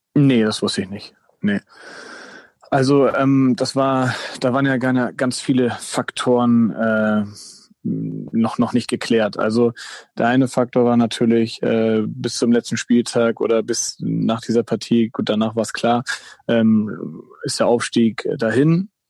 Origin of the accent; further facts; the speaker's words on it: Germany; also born or lived in Hamburg area (Dassendorf); ich bin halt in Deutschland äh, geboren, aufgewachsen